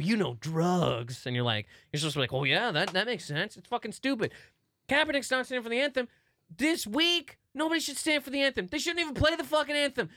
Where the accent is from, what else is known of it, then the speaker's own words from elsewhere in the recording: New Brunswick, Canada; moved away; I grew up in New Brunswick a little bit